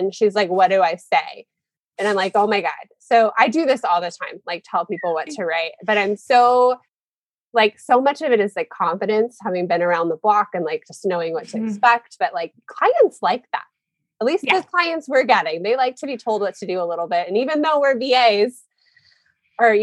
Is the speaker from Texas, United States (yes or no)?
no; Omaha, Nebraska, United States; moved away; also born or lived in Northern Virginia; I grew up in Omaha